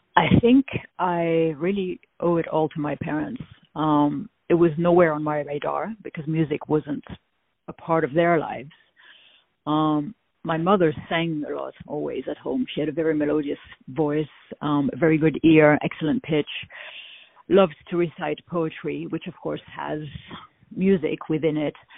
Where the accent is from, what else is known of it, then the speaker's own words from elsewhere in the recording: France; accent: French; now in United States; people always guess that I come from France.